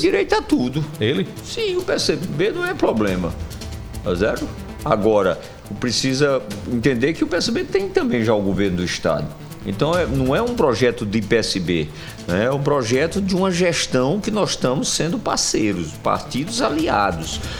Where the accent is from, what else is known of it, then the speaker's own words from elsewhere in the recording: Sertão, Brazil; now in João Pessoa, Brazil; Herdei lá da minha terra, do sertão